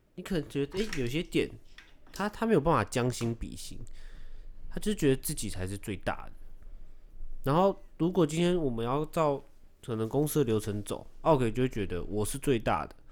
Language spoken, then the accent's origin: Chinese; Taiwan; 我是台湾人